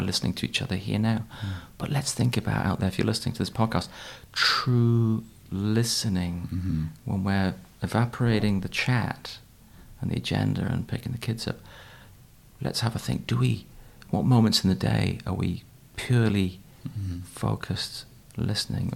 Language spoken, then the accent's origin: English; Newcastle upon Tyne, North East England, United Kingdom; I was raised in Newcastle